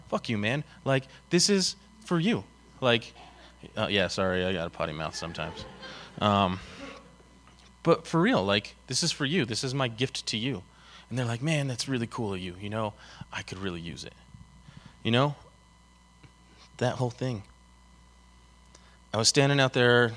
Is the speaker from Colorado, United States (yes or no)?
yes; Denver, Colorado, United States; I'm born and raised in Denver. I actually went to high school 4 blocks from this building right here.